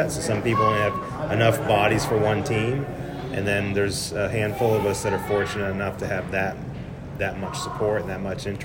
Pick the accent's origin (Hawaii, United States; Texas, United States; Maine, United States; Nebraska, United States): Maine, United States; So, I'm originally from Maine. So, it's was about four or five when my parents got me involved in the sport.